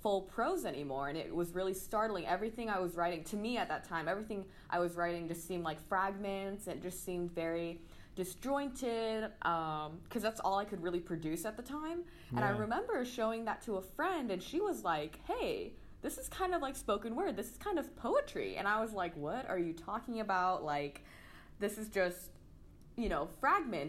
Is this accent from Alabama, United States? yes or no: no; San Diego, California, United States; also born or lived in St. Louis, Missouri; now in Los Angeles, United States; I was born in St. Louis, Missouri, but then I moved to San Diego when I was about 4. And I grew up there, you know, did the whole elementary, middle, high school